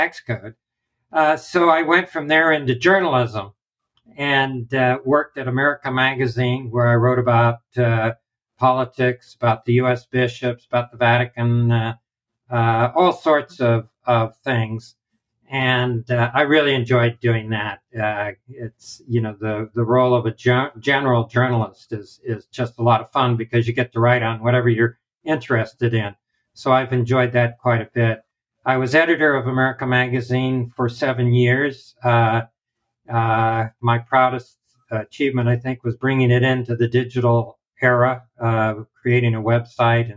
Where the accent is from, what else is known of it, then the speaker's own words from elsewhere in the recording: Southern California, United States; I grew up in Southern California, spent my summers as a beach bum on the beach